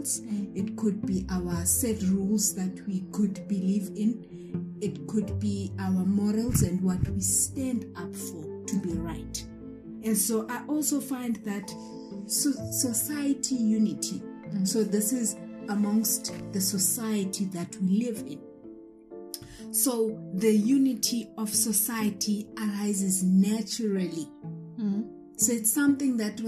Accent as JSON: {"language": "English", "town": "Bizana", "region": "Eastern Cape", "country": "South Africa", "said": "I am a South African citizen from the Eastern Cape in Bizana."}